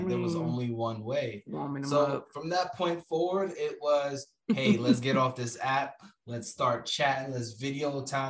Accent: New York City, New York, United States; I'm from Brooklyn.

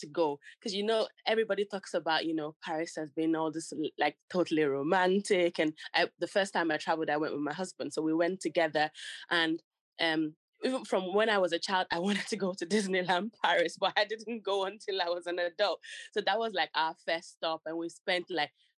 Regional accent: Nigeria; now in London, United Kingdom; I was born in Nigeria and we used to live in the city, but my dad is from the country

